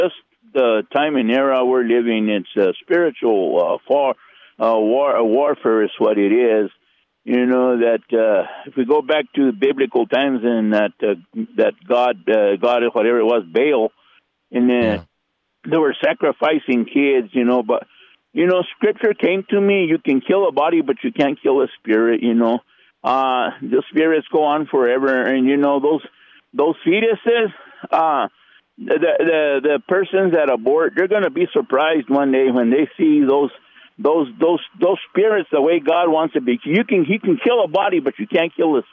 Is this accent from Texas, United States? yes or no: no; New Mexico, United States; I come from New Mexico